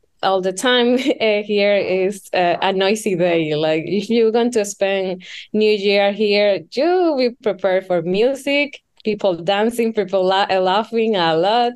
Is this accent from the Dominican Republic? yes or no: yes; Dominican Republic; I am from the Dominican Republic